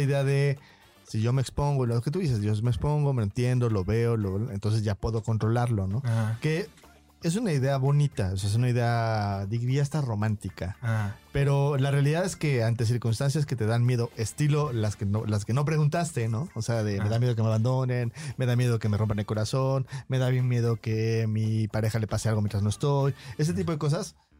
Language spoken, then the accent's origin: Spanish; Mexico